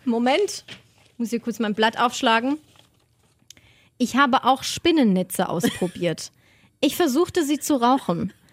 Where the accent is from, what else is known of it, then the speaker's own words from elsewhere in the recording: Germany; von Deutschland, von meiner Heimat